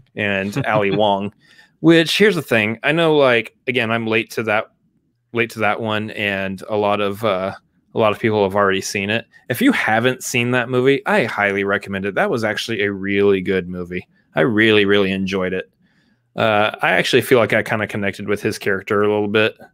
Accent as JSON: {"language": "English", "town": "Austin", "region": "Texas", "country": "United States", "tie": "born or raised there", "said": "I was born in Austin and have lived here my entire life"}